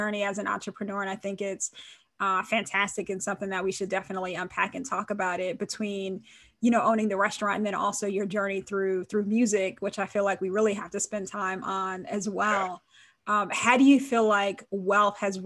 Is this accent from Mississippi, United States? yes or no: no; Montclair, New Jersey, United States; I was raised in Montclair